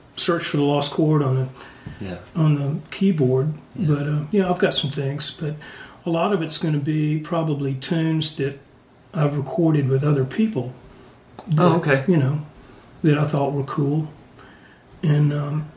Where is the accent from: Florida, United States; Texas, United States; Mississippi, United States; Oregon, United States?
Mississippi, United States; Jackson; moved away; also born or lived in Nashville; in Jackson, Mississippi, my hometown